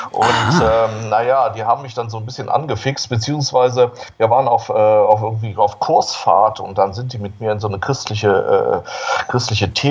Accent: Solingen, North Rhine-Westphalia, Germany; 1960 geboren in Solingen. Solingen liegt in Nordwestfalen, so bei Düsseldorf, Wuppertal in der Gegend. Und äh, geboren und aufgewachsen in einer wirklich ganz katholischen Familie.

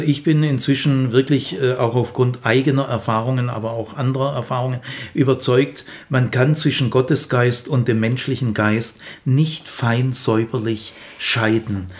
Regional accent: Remstal, Stuttgart region, Baden-Württemberg, Germany; Aufgewachsen bin ich im Remstal, also in Region Stuttgart

